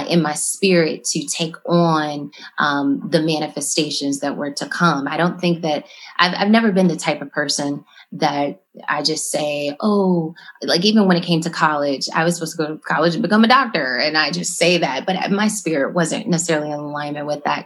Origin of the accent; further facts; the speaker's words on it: Los Angeles, California, United States; now in Chicago, United States; growing up in Los Angeles